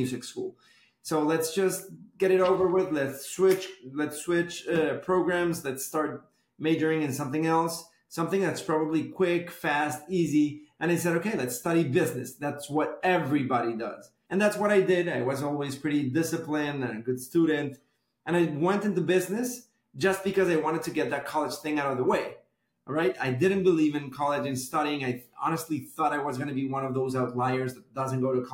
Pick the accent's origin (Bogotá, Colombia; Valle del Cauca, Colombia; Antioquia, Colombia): Bogotá, Colombia; moved away as an adult; now in Miami, United States; I was born and raised in Bogota, Colombia